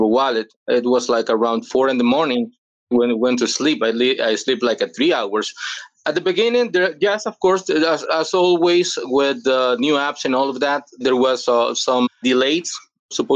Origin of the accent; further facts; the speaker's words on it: El Salvador; English is a second language; I'm from El Salvador. I've been living here all my life